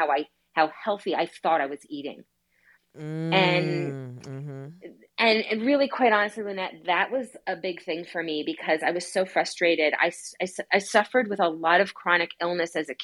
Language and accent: English; New York, United States; I'm from New York, and growing up there was a very like intense lifestyle